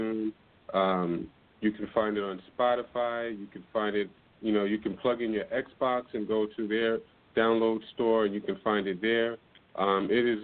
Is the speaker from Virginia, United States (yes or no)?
no; New York City, New York, United States; I grew up in the Astoria Project, and I used to listen to, you know, bands play live in Astoria Park